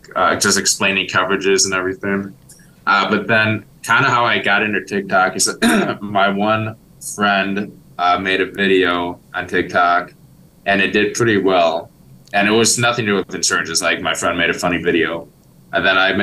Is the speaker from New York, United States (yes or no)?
no; Milwaukee, Wisconsin, United States; I'm from Milwaukee, Wisconsin here